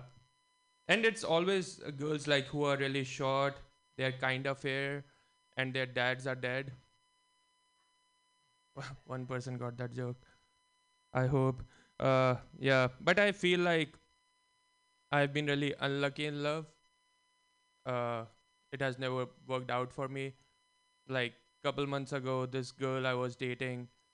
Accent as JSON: {"language": "English", "country": "India", "tie": "born or raised there", "moved": "yes", "lives_now": "San Francisco, United States", "said": "Growing up in India"}